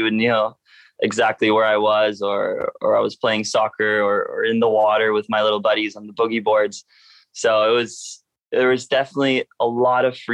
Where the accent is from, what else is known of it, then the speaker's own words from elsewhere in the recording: Costa Rica; also born or lived in Maui, Hawaii / Germany (family); that I grow up in that environment.